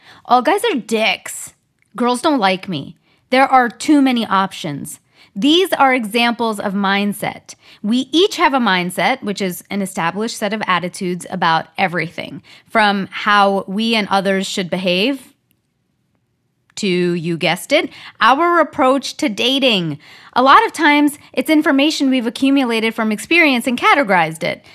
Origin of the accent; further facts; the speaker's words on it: Canada; now in Southern California, United States; I'm from Canada